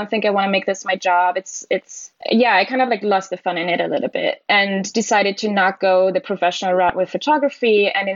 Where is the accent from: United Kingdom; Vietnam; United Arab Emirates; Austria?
Austria; village near Salzburg; first language German; English is a second language; moved away as an adult; also born or lived in Brooklyn, New York; now in New York City, United States; I'm originally from Austria, grew up in a tiny little town, village in the Alps, close to Salzburg.